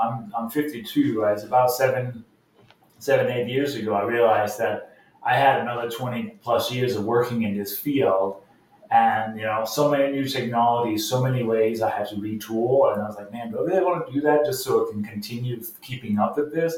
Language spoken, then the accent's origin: English; Denmark; moved away as an adult; now in United States; I come from Denmark, is a small country